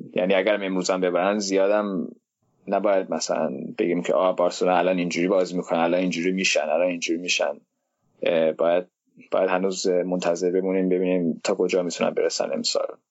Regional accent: Denmark; من خودم تو دانمارک زندگی میکنم دانمارک به دنیا آمدم دانمارکی هستم

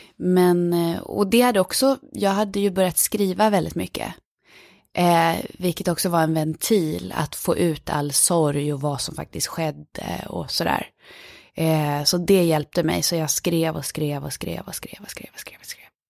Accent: Falun, Dalarna County, Sweden; moved away; jag är från Falun. Ja, så jag är uppvuxen i den här lilla staden Falun

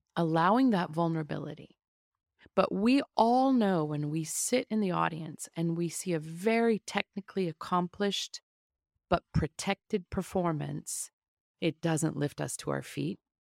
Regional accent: a suburban town outside of Kansas City, Midwest, United States; I grew up in the Midwest in a suburban town outside of Kansas City

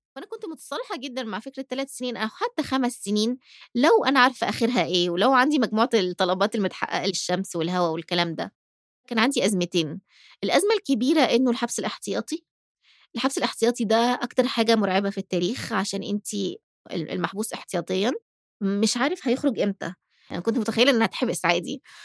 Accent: Egypt; also born or lived in United States; أنا طول ما أنا في مصر آه، بتعامل كمصرية مش كأمريكية

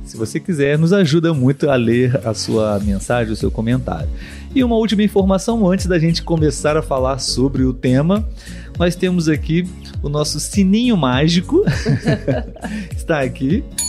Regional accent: Brazil; Nós aqui somos brasileiros

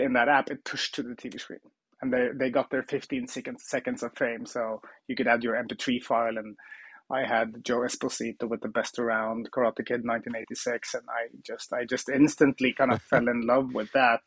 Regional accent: Trondheim, Trøndelag, Norway; I worked at a contact center, a call center in my hometown Trondheim in Norway

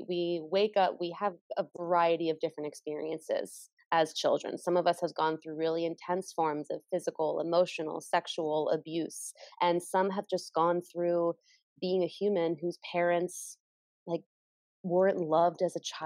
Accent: United States; growing up in American culture

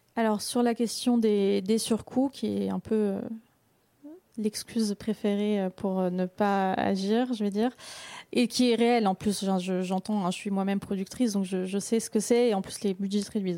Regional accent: Belgium; je viens de la Belgique

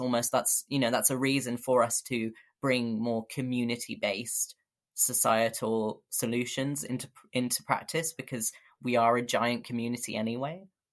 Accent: London, United Kingdom; moved away as an adult; now in Bristol, United Kingdom; I grew up in London

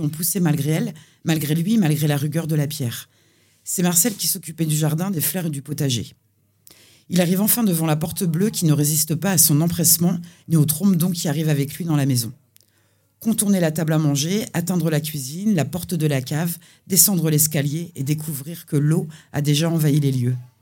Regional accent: Nantes, Pays de la Loire, France; moved away as an adult; now in Nancy, France; la, réponse officielle, c'est Nantes.

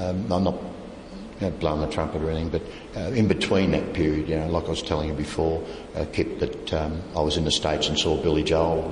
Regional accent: Australia; Yes, mate, I'm from Australia

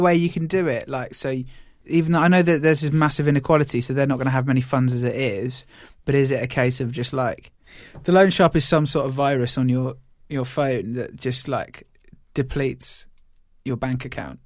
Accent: United Kingdom; we're British

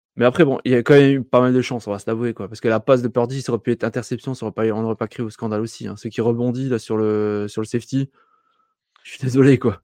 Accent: north-east France, France; je suis français du Nord-Est

